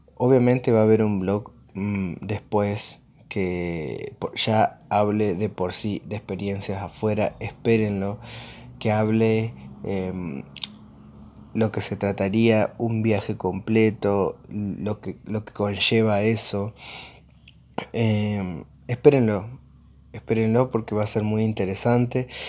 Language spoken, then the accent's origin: Spanish; Argentina; yo soy de Argentina específicamente